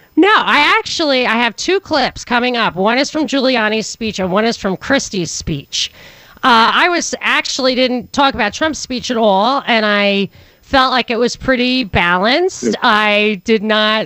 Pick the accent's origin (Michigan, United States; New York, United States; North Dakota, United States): New York, United States; I'm from New York